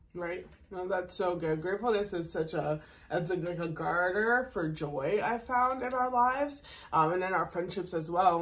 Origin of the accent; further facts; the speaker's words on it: Massachusetts, United States; I did grow up in Maryland. I grew up in Massachusetts